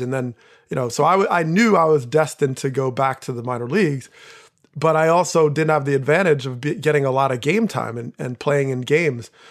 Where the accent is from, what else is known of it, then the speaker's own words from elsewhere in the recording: New Jersey, United States; I grew up in Jersey